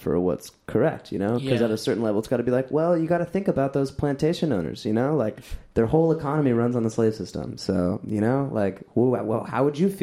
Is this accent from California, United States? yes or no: yes; Orange County, California, United States; I grew up in Orange County and like Anaheim and like Huntington Beach